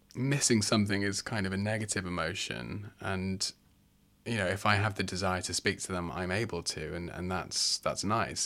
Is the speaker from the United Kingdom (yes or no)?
yes; England, United Kingdom; moved away as an adult; now in Australia; I'm from the U K, I'm from England